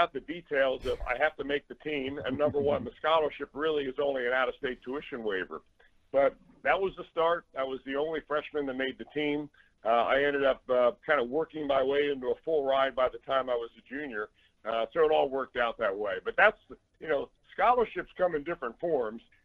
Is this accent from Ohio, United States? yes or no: yes; Cincinnati, Ohio, United States; also born or lived in Wilmington, Delaware; we moved to Cincinnati when I was in kindergarten. So I've always considered Cincinnati my hometown, even though my birth certificate tells you that I was born in Wilmington, Delaware